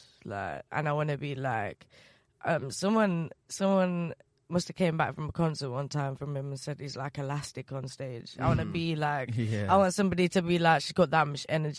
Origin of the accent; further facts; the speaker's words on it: the Midlands, England, United Kingdom; I'm from the Midlands